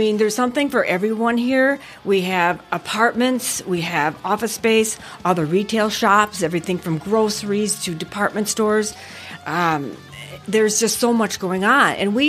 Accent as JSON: {"language": "English", "region": "Wisconsin", "country": "United States", "tie": "born or raised there", "also_born_or_lived": "Houston, Texas", "moved": "as an adult", "said": "I'm originally from Wisconsin, born and raised."}